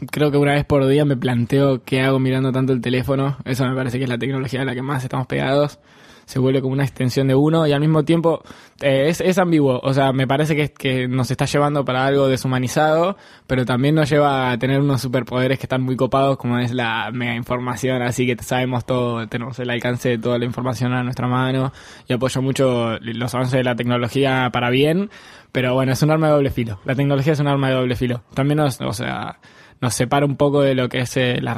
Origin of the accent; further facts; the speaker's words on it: Lanús, Buenos Aires Province, Argentina; also born or lived in San Martín / Escobar / Colegiales; yo soy de Lanús, y he vivido por todos lados.